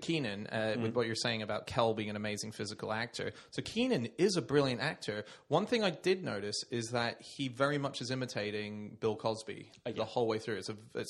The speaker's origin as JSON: {"language": "English", "country": "Australia", "said": "Oh, and I'm an Aussie."}